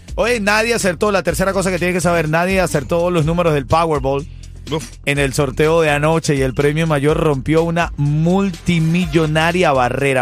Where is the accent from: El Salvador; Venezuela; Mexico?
Venezuela; como venezolano